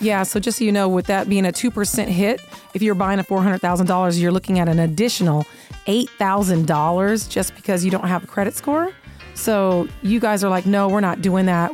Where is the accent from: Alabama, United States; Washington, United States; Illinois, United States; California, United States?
Washington, United States; Seattle; now in Las Vegas, United States; I grew up playing bingo in Seattle